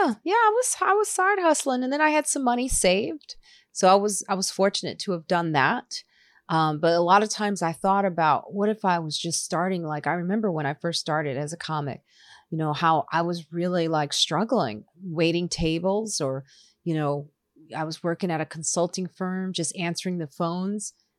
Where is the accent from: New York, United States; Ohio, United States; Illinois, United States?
Illinois, United States; Highland Park; also born or lived in Chicago / suburbs of Chicago; I grew up in Highland Park, Illinois